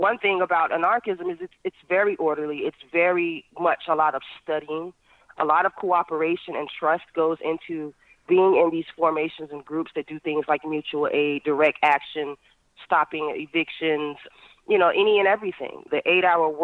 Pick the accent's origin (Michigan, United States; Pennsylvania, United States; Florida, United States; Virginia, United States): Virginia, United States; Norfolk; now in Baltimore, United States; I'm originally from Norfolk, Virginia, Hampton Roads area